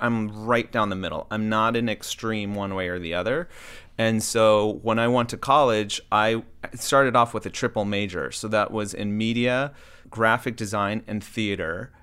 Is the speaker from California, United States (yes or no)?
yes; Southern California, United States; also born or lived in Baltimore, Maryland; my parents moved to Southern California